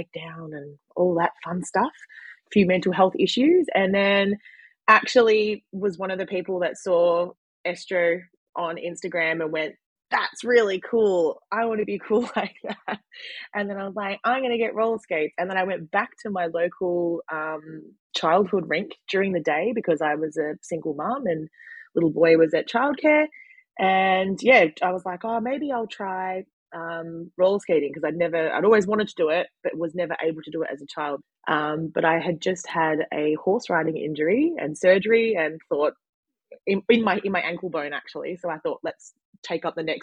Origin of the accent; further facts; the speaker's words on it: Frankston, Victoria, Australia; also born or lived in Lang Lang, Victoria; I'm originally from Frankston